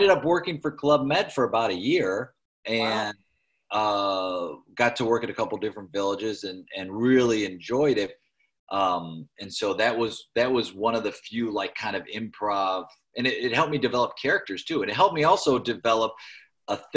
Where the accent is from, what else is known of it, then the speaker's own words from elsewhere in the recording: United States; I'm American. I speak American, barely speak English